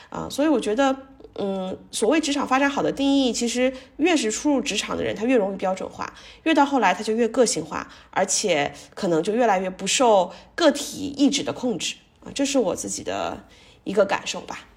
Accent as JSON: {"language": "Chinese", "country": "China", "said": "一直受中国教育长大的这个学生"}